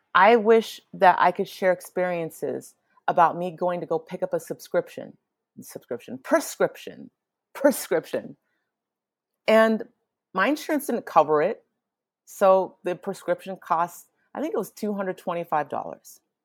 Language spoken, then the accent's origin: English; Nigeria; I am Nigerian